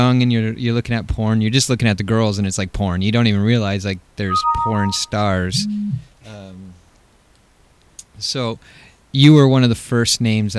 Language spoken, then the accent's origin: English; East Coast, United States; For me, I grew up on the East Coast, and then got stuck.